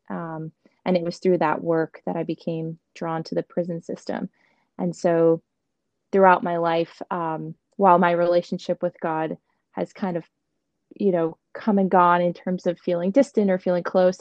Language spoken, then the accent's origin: English; Montgomery, United States; I grew up in Montgomery